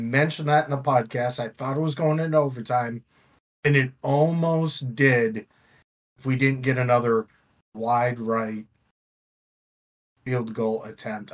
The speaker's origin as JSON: {"language": "English", "town": "Buffalo", "region": "New York", "country": "United States", "tie": "born or raised there", "moved": "yes", "said": "I was born in Buffalo"}